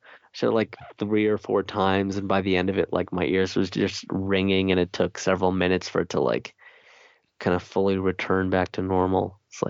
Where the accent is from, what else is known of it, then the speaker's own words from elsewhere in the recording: California, United States; also born or lived in Greater Toronto Area, Canada; growing up in the Bay Area in California and then in, you know, the Greater Toronto Area in Canada, like, yeah, hunting and like even just guns for self-defense just kind of isn't a thing.